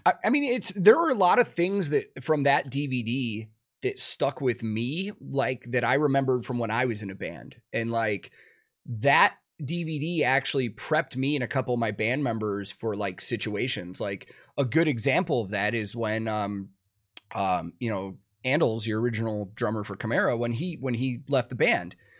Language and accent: English; small town outside of Chicago, Illinois, United States; now in Nashville, United States; I grew up in a very small town outside of Chicago